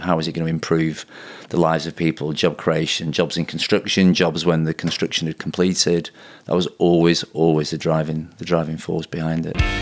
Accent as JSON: {"language": "English", "town": "Blackburn", "region": "North West England", "country": "United Kingdom", "tie": "born or raised there", "also_born_or_lived": "Manchester", "said": "my hometown of Blackburn"}